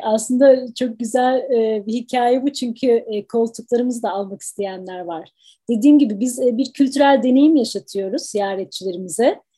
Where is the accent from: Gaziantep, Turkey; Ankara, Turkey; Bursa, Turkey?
Ankara, Turkey; moved away as an adult; now in Washington, United States; Ben Türkiye'de Ankara doğumluyum.